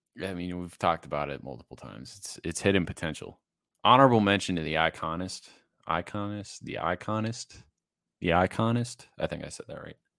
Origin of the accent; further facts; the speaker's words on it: Massachusetts, United States; born and raised in Massachusetts